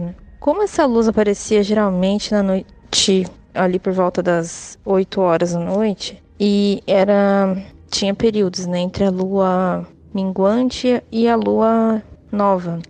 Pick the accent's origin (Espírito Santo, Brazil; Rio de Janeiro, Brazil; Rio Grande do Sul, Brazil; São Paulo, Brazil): São Paulo, Brazil; Ibiúna?; eu sou de Chibaia, São Paulo